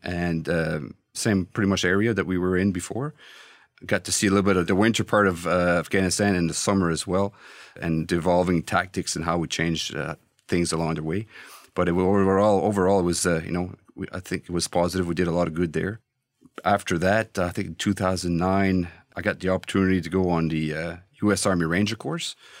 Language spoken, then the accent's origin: English; Canada; as a Canadian